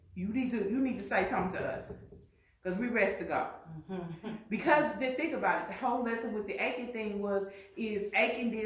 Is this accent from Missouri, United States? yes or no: yes; St. Louis, Missouri, United States; I'm from St. Louis.